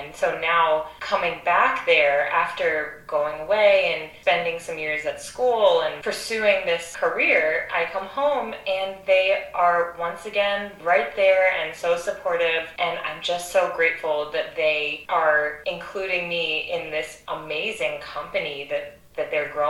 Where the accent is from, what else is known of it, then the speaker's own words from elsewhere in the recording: Philadelphia, Pennsylvania, United States; moved away as an adult; Philadelphia is my hometown, and growing up in a musical household with two opera singers as parents, Opera Philadelphia has been my home base since I was 5 years old